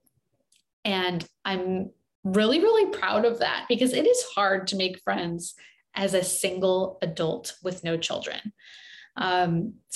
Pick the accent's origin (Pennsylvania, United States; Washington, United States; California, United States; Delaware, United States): California, United States; San Diego; also born or lived in Los Angeles / New York City; my hometown of San Diego